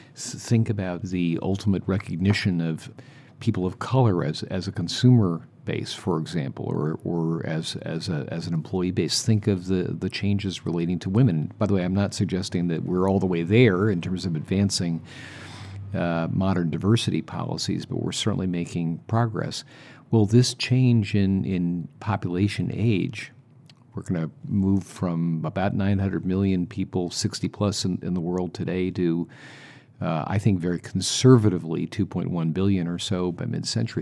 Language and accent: English; United States; I'm from the United States